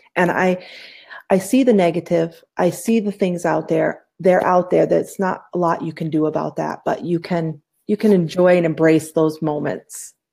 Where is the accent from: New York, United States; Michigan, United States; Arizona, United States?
New York, United States; upstate; moved away as an adult; also born or lived in Poughkeepsie, New York; now in Phoenix, United States; I was born in Poughkeepsie, New York, but I grew in, grew up in a small town, so small it was like 3,500 people.